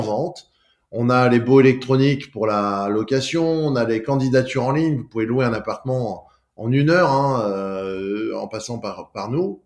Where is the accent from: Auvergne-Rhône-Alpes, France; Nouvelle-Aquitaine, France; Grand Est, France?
Auvergne-Rhône-Alpes, France; Lyon; je suis né à mais j'ai passé toute ma toute ma vie à Lyon. Mes parents euh, sont, venus s'installer à Lyon très rapidement. J'ai grandi sur l'Ouest lyonnais